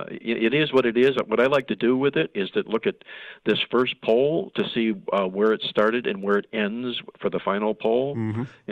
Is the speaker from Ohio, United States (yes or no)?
yes; Cleveland, Ohio, United States; I'm from Cleveland, Ohio, and I follow the Buckeyes most of my life here